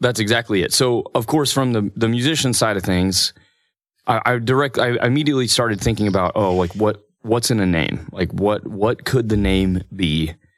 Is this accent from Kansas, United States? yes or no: yes; Parsons, Kansas, United States; moved away as an adult; also born or lived in Emporia, Kansas; now in Stillwater, United States; I'm from Parsons, Kansas